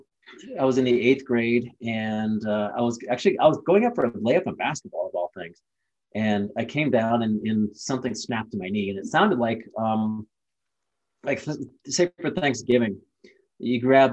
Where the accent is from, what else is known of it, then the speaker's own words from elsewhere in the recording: Ohio, United States; I was born and raised in Ohio. It was just a normal Midwest kid